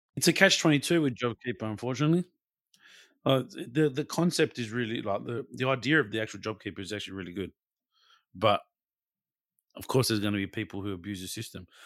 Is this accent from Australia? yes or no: yes; Australia; we're all Australian